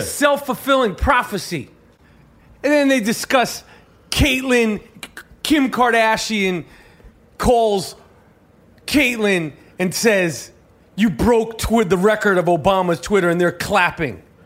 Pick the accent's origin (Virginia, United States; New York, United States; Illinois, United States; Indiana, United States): New York, United States; New York City; We grew up in New York City in the seventies and eighties